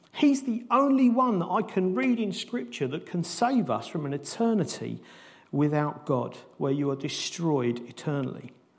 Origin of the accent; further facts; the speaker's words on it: United Kingdom; as British people, we're not used to that kind of passion